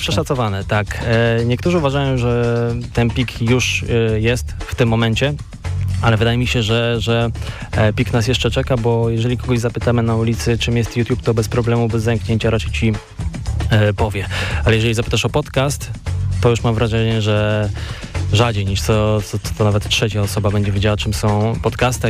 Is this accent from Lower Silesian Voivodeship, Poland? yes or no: no; Koszalin, West Pomeranian Voivodeship, Poland; ja jestem właśnie z Koszalina, z tych stron